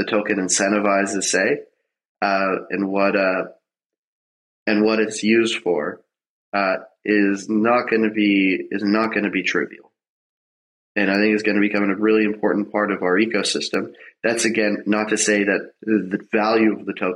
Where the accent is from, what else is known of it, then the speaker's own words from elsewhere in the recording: Canada; I'm Canadian.